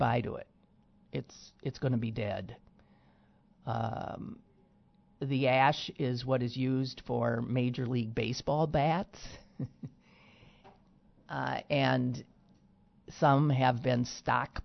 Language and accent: English; Green Bay, Wisconsin, United States; moved away; I was in my hometown of Green Bay, Wisconsin